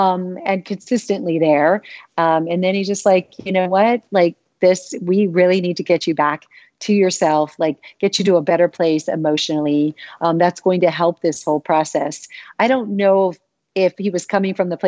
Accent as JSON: {"language": "English", "region": "Arizona", "country": "United States", "tie": "born or raised there", "said": "growing up in Arizona"}